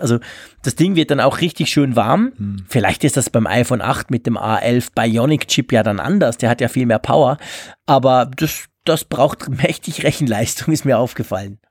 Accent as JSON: {"language": "German", "country": "Switzerland", "said": "bei uns in der Schweiz"}